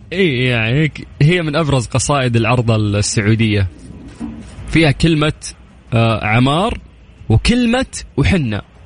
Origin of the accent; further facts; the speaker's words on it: Al Lith, Makkah Province, Saudi Arabia; من أهل الليث